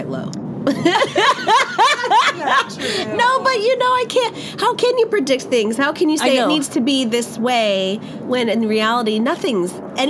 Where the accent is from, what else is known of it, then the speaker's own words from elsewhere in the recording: Cedar Rapids, Iowa, United States; moved away; we're from Iowa, so it's not like all these concerts came through Cedar Rapids.